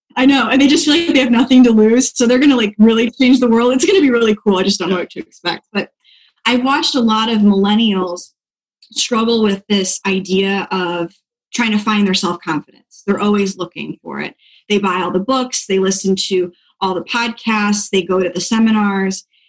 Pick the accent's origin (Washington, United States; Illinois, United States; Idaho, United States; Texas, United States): Illinois, United States; Dixon; also born or lived in Pensacola, Florida; now in Florida, United States; I am from a really small town outside of Chicago called Dixon, so okay. northern Illinois.